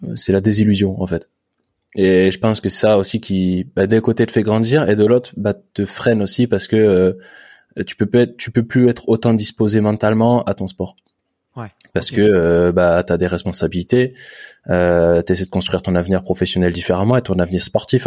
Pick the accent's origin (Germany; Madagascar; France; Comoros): France; Saint-Germain-en-Laye, Île-de-France; je suis né à Saint-Germain-en-Laye.